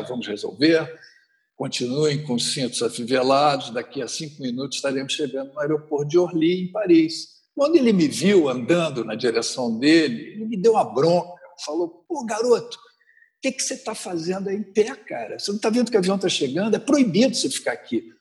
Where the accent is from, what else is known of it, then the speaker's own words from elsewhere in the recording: Rio de Janeiro, Brazil; sou natural do Rio de Janeiro